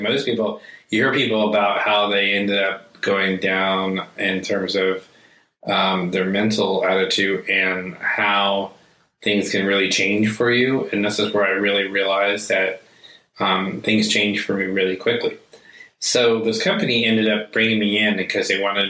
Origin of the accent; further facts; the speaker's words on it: United States; I was born and raised here in the United States